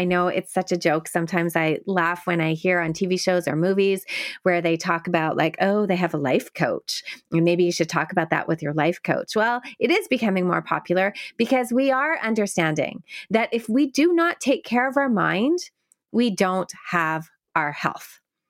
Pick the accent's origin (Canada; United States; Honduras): Canada; I am a Canadian speech therapist, only able to work with people within the province of Ontario.